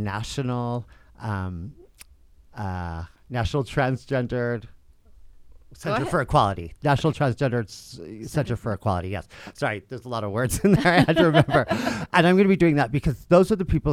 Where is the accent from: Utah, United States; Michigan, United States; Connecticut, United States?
Utah, United States; Salt Lake City; I am from Salt Lake City, and I grew up here close to downtown area